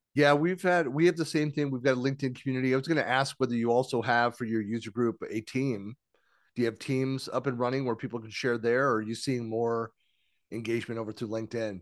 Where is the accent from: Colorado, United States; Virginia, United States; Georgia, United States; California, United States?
California, United States; San Francisco Bay Area; I'm born and raised in San Francisco Bay Area